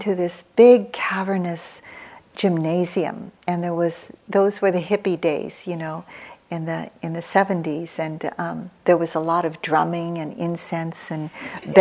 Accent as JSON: {"language": "English", "country": "United States", "tie": "born or raised there", "also_born_or_lived": "Philippines", "said": "I was born in the Philippines. I came over here. I was raised in America from the age of 2"}